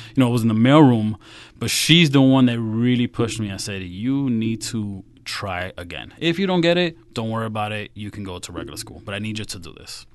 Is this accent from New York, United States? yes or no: yes; New York City, New York, United States; I grew up in Queens, so if you know the seven train that goes right into Met Stadium